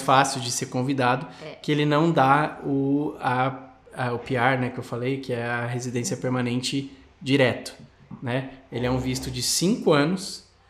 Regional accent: Brazil; moved away as an adult; now in Australia; um brasileiro morando na Austrália

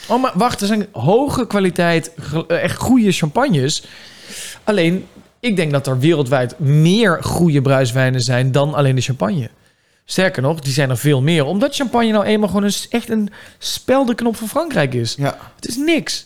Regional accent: North Brabant, Netherlands; waar ik vandaan kom

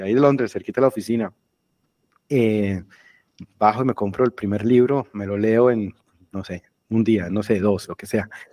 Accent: Colombia; moved away as an adult; also born or lived in Germany / England; yo me fui de Colombia hace 20 años, más o menos, un poquito menos

